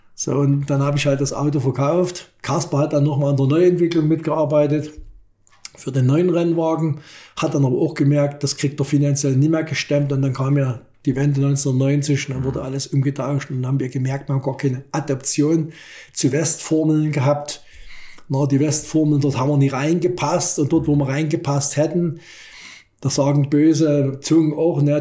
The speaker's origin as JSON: {"language": "German", "country": "Germany", "said": "als Ossi"}